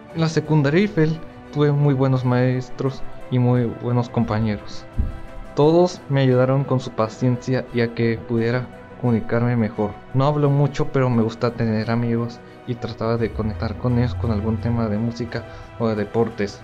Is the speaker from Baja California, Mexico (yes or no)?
yes; Tijuana, Baja California, Mexico; Tengo 17 años, nací aquí en Tijuana, vivo con mis papás